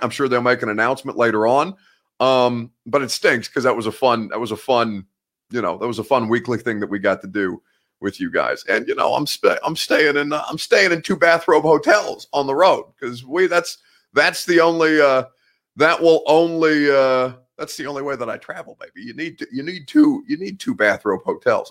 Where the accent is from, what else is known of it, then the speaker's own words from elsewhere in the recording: Indianapolis, Indiana, United States; moved away; in Indy, that's basically my hometown